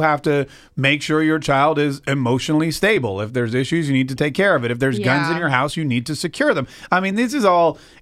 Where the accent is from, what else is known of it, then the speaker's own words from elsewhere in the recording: North Carolina, United States; now in Jacksonville, United States; I grew up in North Carolina, it was kind of rural